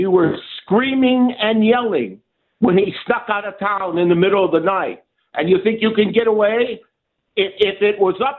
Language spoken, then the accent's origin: English; Cleveland, Ohio, United States; they knew I was from Cleveland